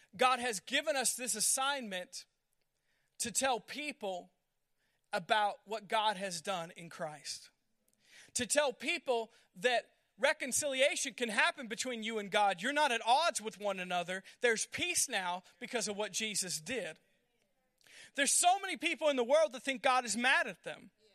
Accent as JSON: {"language": "English", "country": "United States"}